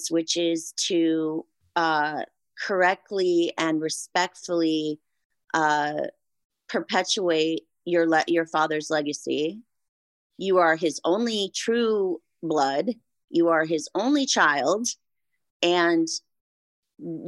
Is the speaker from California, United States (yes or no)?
yes; Santa Barbara, California, United States; my hometown, the Santa Barbara Bowl.